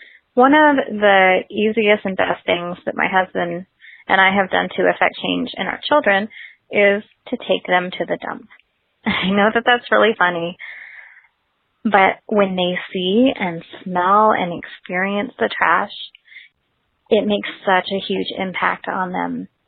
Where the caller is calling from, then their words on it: Melbourne, Florida, United States; I'm calling from Melbourne, Florida.